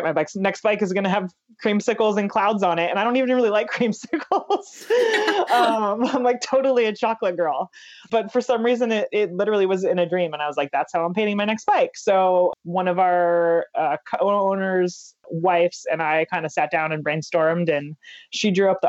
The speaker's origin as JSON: {"language": "English", "town": "San Diego", "region": "California", "country": "United States", "said": "we're on the West Coast and I'm from San Diego"}